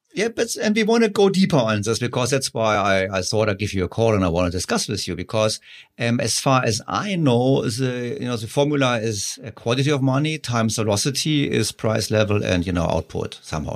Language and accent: English; Germany; So I'm from Germany